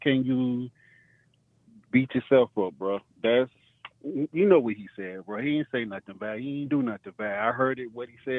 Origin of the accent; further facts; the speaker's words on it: the South, United States; also born or lived in Dade County, Florida; I'm from the South.